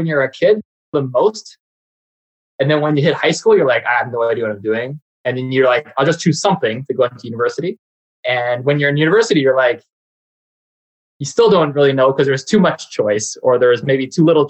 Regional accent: Saskatoon, Saskatchewan, Canada; I am born and raised in Saskatoon, Saskatchewan

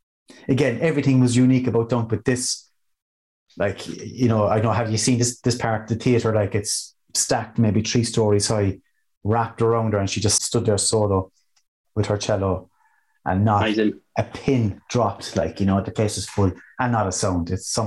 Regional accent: Cork, Munster, Ireland; coming to my hometown

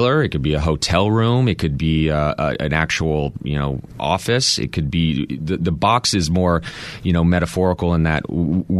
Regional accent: Texas, United States; I grew up in Texas

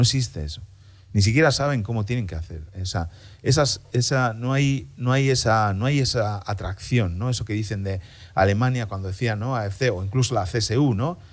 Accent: Spain; moved away as an adult; now in Berlin, Germany; soy español, ¿no? Y muy español

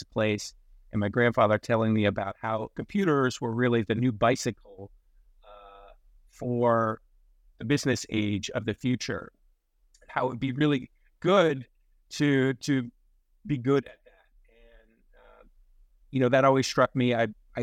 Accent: Florida, United States; moved away as an adult; now in New York City, United States; I grew up in Florida

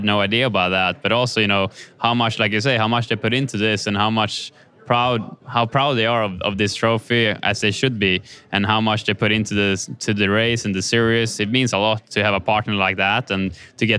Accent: Kumla, Örebro County, Sweden; moved away; my hometown of Kumla, which will be super special to share with, you know, my family and friends and also all my fans back home.

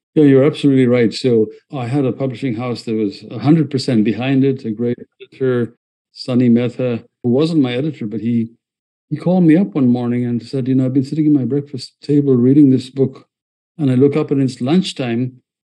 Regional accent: Ethiopia; now in United States; I escaped you know, uh, a country that was imploding in Ethiopia

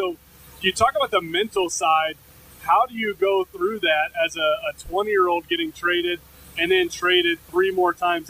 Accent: Indianapolis, Indiana, United States; I grew up in Indianapolis.

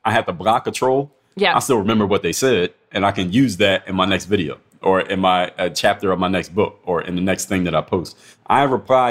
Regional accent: United States; As an American

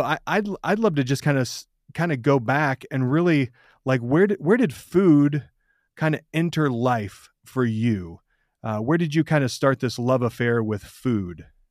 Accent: Michigan, United States; I grew up in Michigan

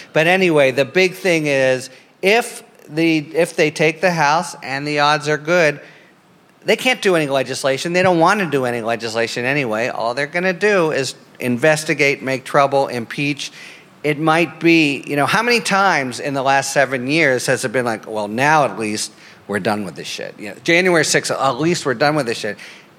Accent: Pennsylvania, United States; I'm from Pennsylvania.

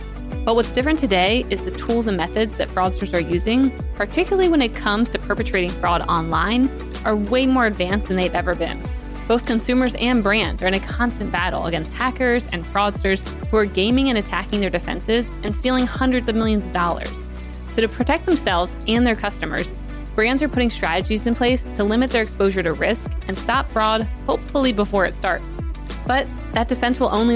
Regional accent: Salisbury, Maryland, United States; I used to bartend there every summer because I'm from Salisbury

